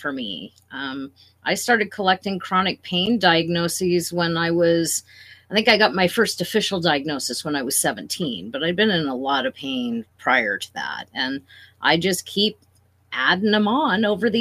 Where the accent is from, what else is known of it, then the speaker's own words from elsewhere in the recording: Seattle, Washington, United States; now in Kenmore, United States; I grew up in Wallingford. I went to high school in Ballard.